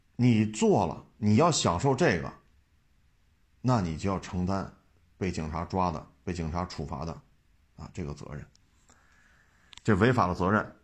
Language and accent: Chinese; China; 我们中国人